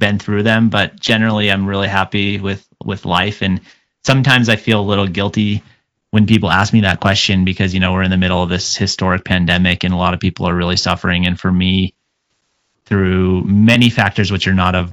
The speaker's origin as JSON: {"language": "English", "town": "Mesa", "region": "Arizona", "country": "United States", "tie": "born or raised there", "also_born_or_lived": "Gilbert, Arizona", "said": "I grew up in Mesa, Arizona, until I was about 12. And then I moved kind of to a more, what was then rural Gilbert, Arizona"}